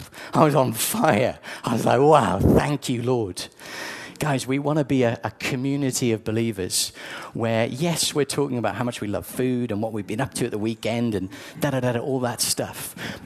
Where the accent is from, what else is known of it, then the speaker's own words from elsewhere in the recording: South Wales, United Kingdom; I grew up in South Wales